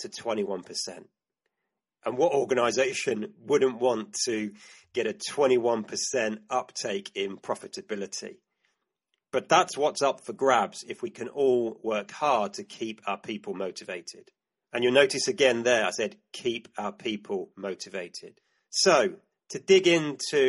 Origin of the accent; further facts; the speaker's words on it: United Kingdom; my home country, the UK